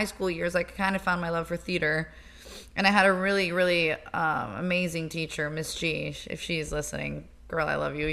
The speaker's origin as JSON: {"language": "English", "town": "Miami", "region": "Florida", "country": "United States", "tie": "born or raised there", "said": "I grew up in Miami. I was born and raised."}